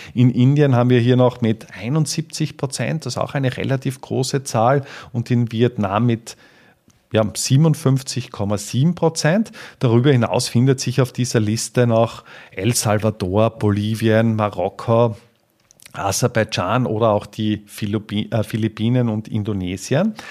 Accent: Austria; bei uns in Österreich

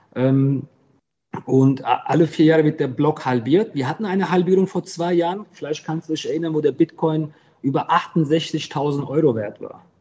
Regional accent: Griesheim, Hesse, Germany; also born or lived in Heppenheim; Ich habe einen Migrationshintergrund, aber ich bin kein Migrant. Ich bin hier geboren, voll Blut, Ich kenne die Kultur

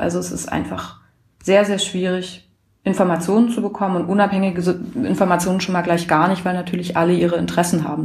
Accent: Germany; ich komme aus Deutschland

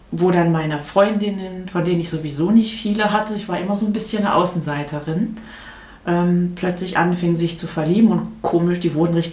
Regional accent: North Rhine-Westphalia, Germany; now in Rochlitz, Germany; Ich bin in Nordrhein-Westfalen groß geworden.

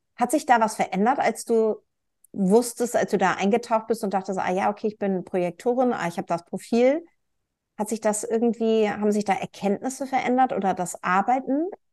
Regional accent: Northern Germany, Germany; ich als Nord, also als Norddeutsche und halbe Schwedin

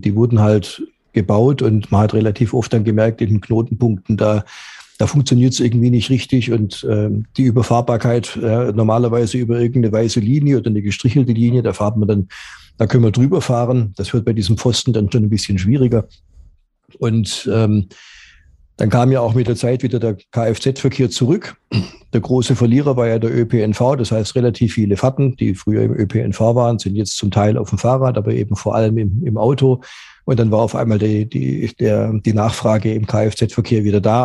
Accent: Stuttgart, Baden-Württemberg, Germany; ich bin aufgewachsen in Stuttgart.

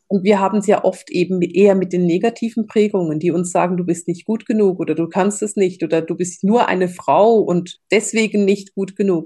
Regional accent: Switzerland; bei uns in der Schweiz

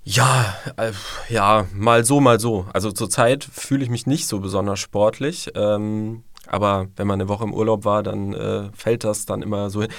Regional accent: St. Georgen im Schwarzwald, Baden-Württemberg, Germany; Ich komme äh, aus St. Georgen im wunderschönen Schwarzwald

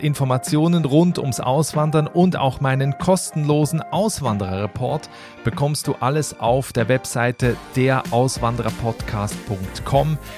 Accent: Switzerland; moved away; auch ich habe meine Heimat, die Schweiz, verlassen und bin ausgewandert

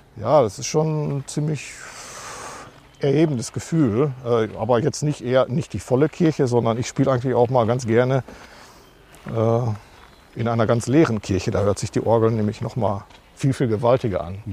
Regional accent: Marl, North Rhine-Westphalia, Germany; now in Castrop-Rauxel, Germany; komme auch gebürtig aus Mahl.

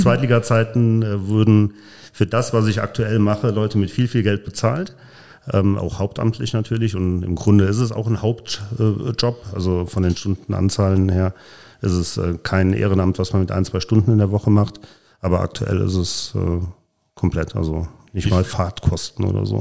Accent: Polch, Rhineland-Palatinate, Germany; also born or lived in Neuwied / Nauort; now in Koblenz, Germany; Neuwied geboren, in äh, Nauort gewohnt, in Polch groß geworden

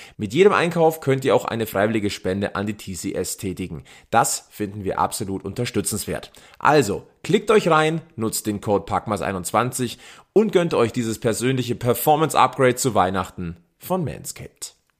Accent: Germany; Bei uns in Deutschland

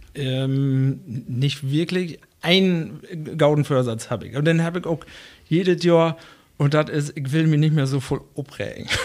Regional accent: Rütenbrock, Lower Saxony, Germany; now in Wesuwe, Germany; ich komme aus Rüttenbrauch

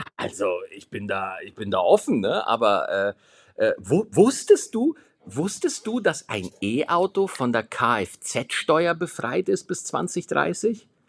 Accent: Schwarzach, Bavaria, Germany; ich bin in Schwarzach groß geworden.

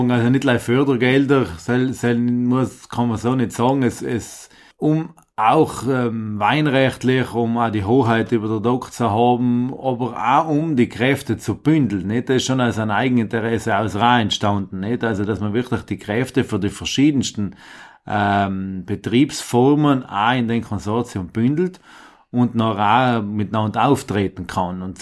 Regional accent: Penon, Trentino-Alto Adige, Italy; Äh, kommen tue ich aus Benon, also bei Kortatsch von einer kleinen Fraktion.

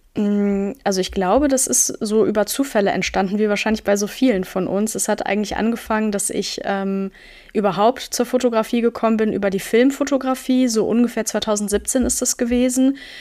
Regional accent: Münster, North Rhine-Westphalia, Germany; moved away; in meiner Heimatstadt Münster

